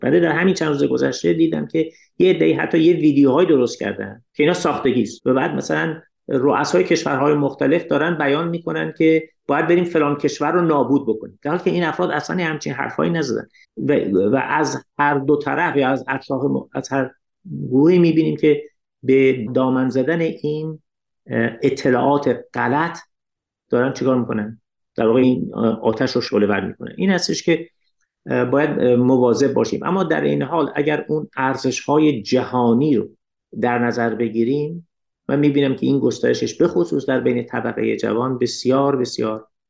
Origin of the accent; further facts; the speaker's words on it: Iran; من به عنوان یک ایرانی